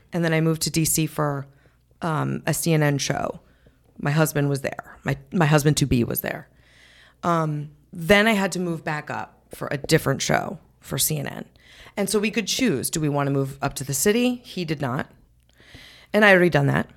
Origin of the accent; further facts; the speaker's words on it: New England, United States; now in Darien, United States; I grew up in New England